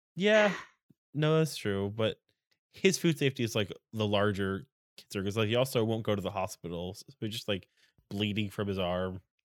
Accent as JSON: {"language": "English", "region": "New England", "country": "United States", "said": "I'm from New England"}